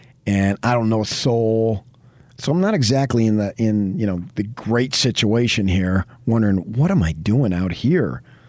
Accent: Arizona, United States; now in California, United States; growing up in the Phoenix area, and then it was my first year in California when I got the job

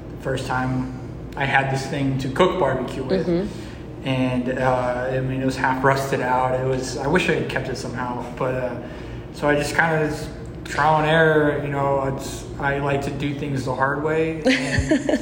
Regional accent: Houston, Texas, United States; I'm from Houston

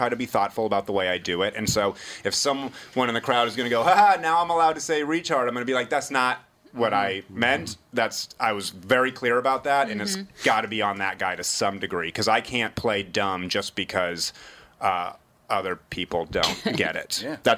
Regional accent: New Hampshire, United States; when I was a kid growing up in New Hampshire

